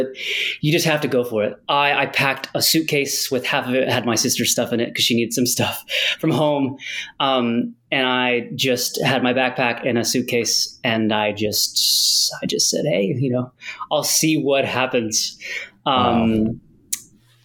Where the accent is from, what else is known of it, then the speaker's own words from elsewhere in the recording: United States; moved away as an adult; also born or lived in United Kingdom; now in Netherlands; because I'm American